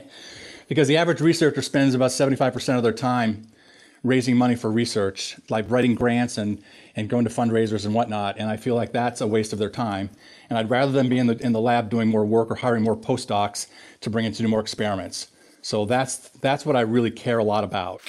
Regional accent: Minnesota, United States; moved away as an adult; also born or lived in Pennsylvania; I grew up in Minnesota

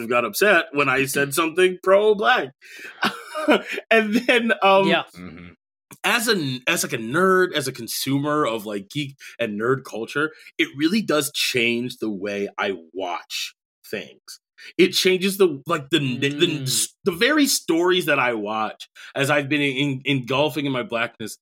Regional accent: Rosemount, Minnesota, United States; also born or lived in Bronx, New York; I was raised in a primarily white area, Rosemont, Minnesota

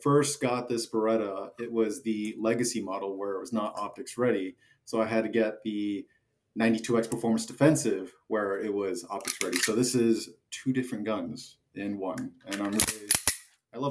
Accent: Orange County, Southern California, United States; also born or lived in Las Vegas, Nevada; now in Dallas, United States; Grew up in California in SoCal, Orange County

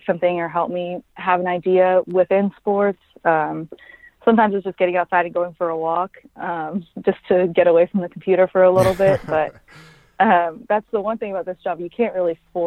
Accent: Dallas, Texas, United States; also born or lived in Frisco, Texas; now in Stillwater, United States; I grew up in Dallas

